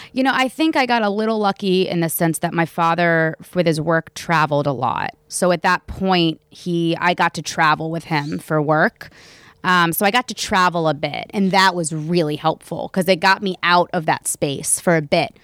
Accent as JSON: {"language": "English", "town": "Raleigh", "region": "North Carolina", "country": "United States", "moved": "yes", "said": "where I'm from in North Carolina, I'm from Raleigh"}